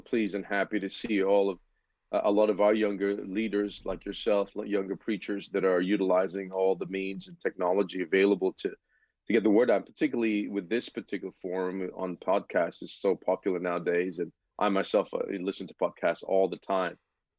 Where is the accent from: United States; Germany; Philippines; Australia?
Philippines; born there; I was born in the Philippines. My biological parents are obviously Filipino. Back in the 70s, I was born in.